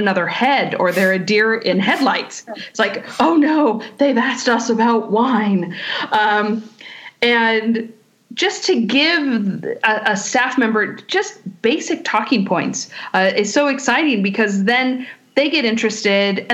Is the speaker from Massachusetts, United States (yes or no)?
no; Contra Costa County, California, United States; moved away as an adult; also born or lived in New York; I'm from Contra Costa County. They actually found over 100-year-old Zinfandel vines less than a mile from my high school